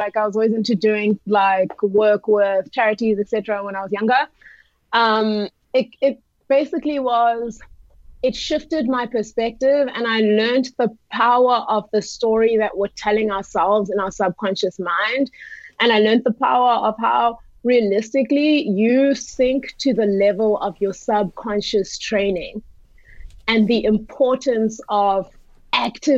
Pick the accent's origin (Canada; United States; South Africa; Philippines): South Africa; I'm from South Africa.